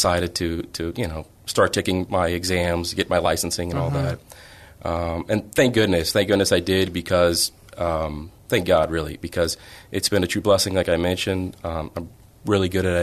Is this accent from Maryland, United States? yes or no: no; San Antonio, Texas, United States; also born or lived in New Orleans, Louisiana / Colombia (ancestry); I'm first generation, born here in New Orleans, Louisiana. But lived most of my life here in San Antonio growing up